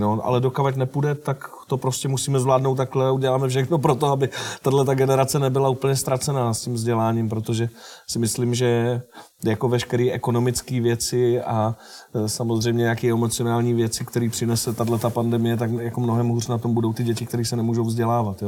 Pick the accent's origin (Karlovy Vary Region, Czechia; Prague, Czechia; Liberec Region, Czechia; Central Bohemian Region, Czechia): Central Bohemian Region, Czechia; Nové Strašecí; moved away; also born or lived in Rajhrad; já pocházím z Nového Strašecí, to je takový eh, městečko ve středních Čechách a říká se mu Strágo.